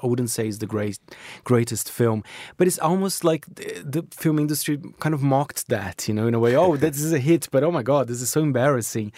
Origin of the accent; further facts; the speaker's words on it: Brazil; now in United Kingdom; I grew up in Brazil as well, with Brazilian cinema